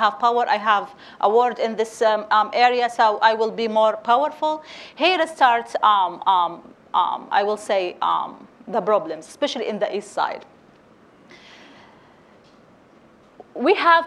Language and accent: English; Derna, Libya; I'm from Derna